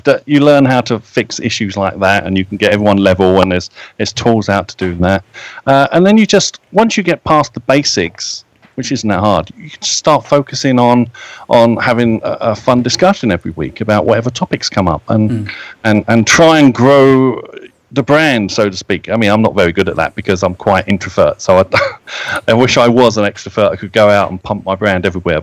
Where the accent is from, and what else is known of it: United Kingdom